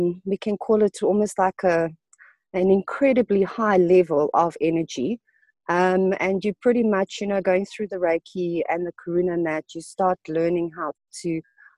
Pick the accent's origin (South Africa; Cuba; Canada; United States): South Africa; I'm Portuguese from origin. I was born in South Africa.